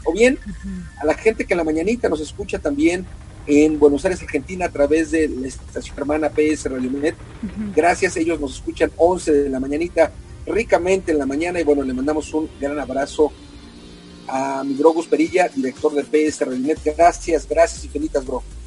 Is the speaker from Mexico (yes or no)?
yes; Mexico; siendo mexicanos